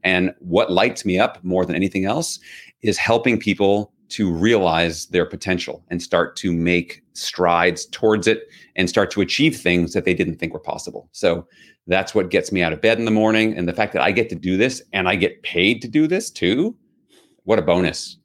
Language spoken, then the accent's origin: English; New York City, New York, United States; I grew up in New York City.